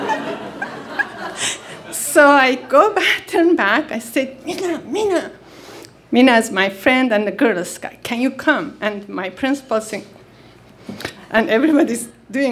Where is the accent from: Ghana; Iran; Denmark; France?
Iran; English is a second language; moved away as an adult; also born or lived in Michigan / Northern California / Istanbul; now in United States; I've been born and raised in the Middle Eastern in Iran in a small town